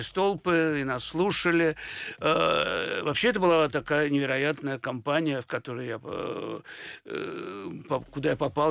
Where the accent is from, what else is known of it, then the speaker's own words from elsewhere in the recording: Saint Petersburg, Russia; я родился в Ленинграде